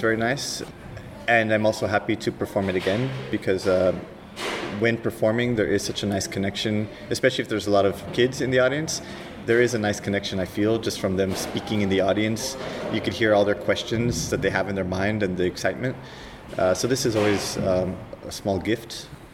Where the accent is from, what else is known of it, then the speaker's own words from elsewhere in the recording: California, United States; I'm from California, um, from the 70s